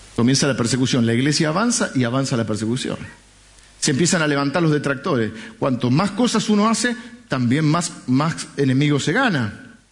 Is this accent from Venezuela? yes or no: no; Argentina; yo soy argentino